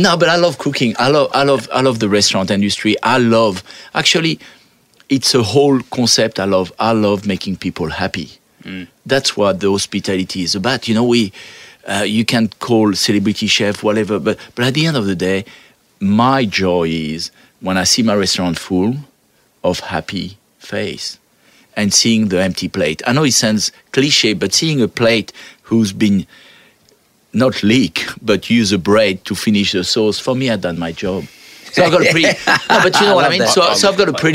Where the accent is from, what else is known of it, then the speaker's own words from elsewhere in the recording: France; English is a second language; moved away as an adult; now in Australia; I come from France.